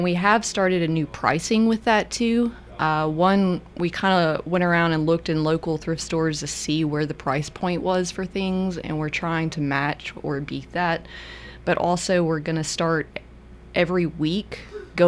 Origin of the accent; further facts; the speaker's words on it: Memphis, Tennessee, United States; I grew up in Memphis in a lower income neighborhood